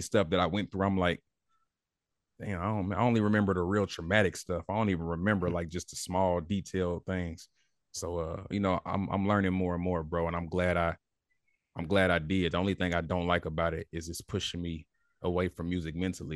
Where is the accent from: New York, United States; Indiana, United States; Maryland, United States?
Indiana, United States; Indianapolis; growing up in Indianapolis, you ain't got no choice but to be hungry